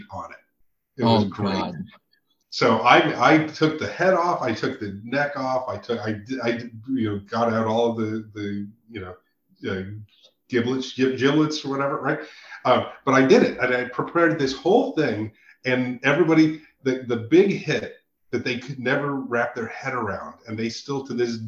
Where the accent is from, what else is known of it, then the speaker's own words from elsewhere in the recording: Santa Fe, New Mexico, United States; I growing up in Santa Fe, as I did and spent a lot of time there.